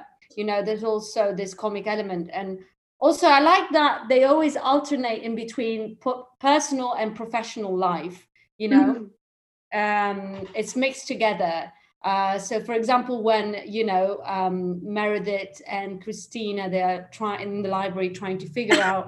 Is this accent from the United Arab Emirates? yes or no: no; England, United Kingdom; accent: slight British; moved away as an adult; also born or lived in London / Italy; now in Rome, Italy; I'm half English, half Italian. That's why maybe you might hear a slight British accent there.